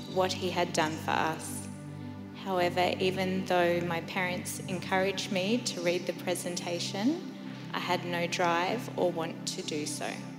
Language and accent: English; Inverell, New South Wales, Australia; moved away as an adult; also born or lived in Sunshine Coast, Queensland; I was born in Inverell, New South Wales. I went to a Catholic school